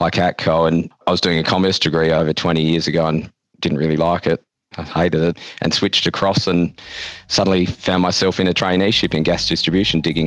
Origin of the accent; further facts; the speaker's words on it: Western Australia, Australia; as a West Australian and as an Australian